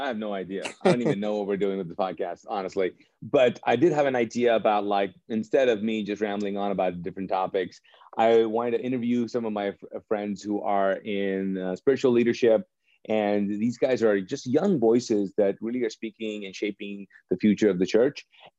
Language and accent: English; Pakistan; I'm Pakistani, and there's been, like, this tension, you know, with our countries.